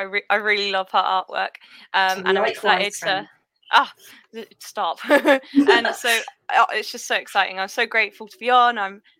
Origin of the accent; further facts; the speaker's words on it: Bristol, South West England, United Kingdom; moved away as an adult; also born or lived in Spain; now in Hampshire, United Kingdom; I'm in Hampshire, kind of Basingstoke sort of way. But I was born in Bristol, grew up there, then actually moved to Spain. And when I was young, lived in Spain, which was amazing. Then moved back to Bristol. Now I'm in Hampshire.